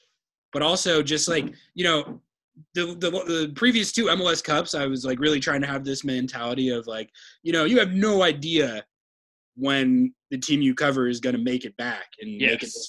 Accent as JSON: {"language": "English", "region": "New Mexico", "country": "United States", "tie": "born or raised there", "moved": "yes", "said": "I grew up in New Mexico where it's a desert, but it gets pretty cold in the winter."}